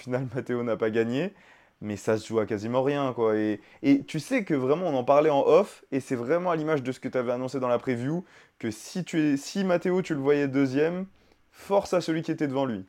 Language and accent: French; France; on est français